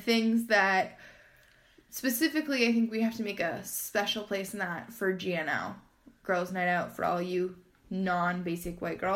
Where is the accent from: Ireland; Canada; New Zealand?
Canada; we're from Canada.